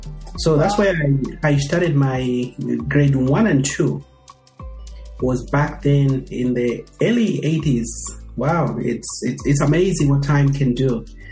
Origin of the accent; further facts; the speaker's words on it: Lusaka, Lusaka Province, Zambia; moved away as an adult; also born or lived in Feira (Luangwa), Zambia / Houghton, Michigan, United States / Indiana, United States; now in United States; I grew up in Lusaka. I was born and bred and raised in the great city of Lusaka. I never traveled much outside Lusaka.